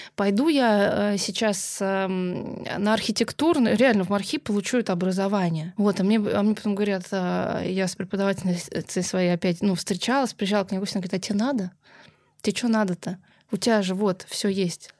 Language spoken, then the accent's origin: Russian; Moscow, Russia; я москвичка